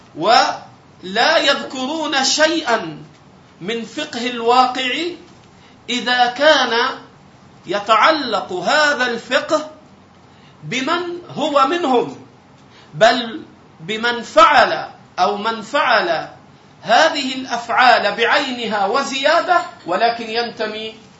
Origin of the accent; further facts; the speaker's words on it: Egypt; عندنا في مصر